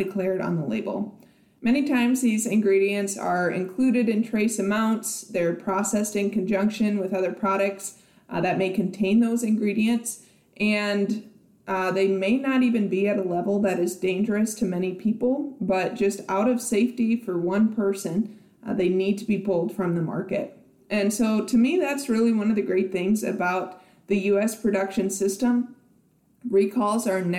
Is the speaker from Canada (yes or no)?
no; South Dakota, United States; now in Nebraska, United States; my home state of South Dakota